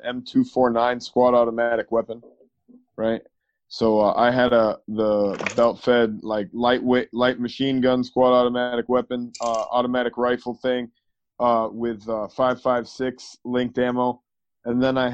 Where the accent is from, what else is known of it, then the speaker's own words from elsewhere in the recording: Maine, United States; moved away; I'm originally from Maine